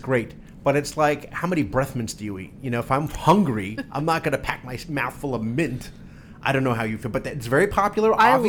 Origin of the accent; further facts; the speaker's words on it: New Jersey, United States; I'm from Jersey.